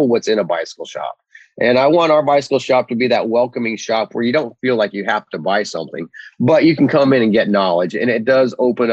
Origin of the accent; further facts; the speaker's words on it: Fort Collins, Colorado, United States; now in Gulf Coast, United States; I grew up in the Rocky Mountains as well. So, you know, the Front Range of Colorado, Fort Collins, Colorado.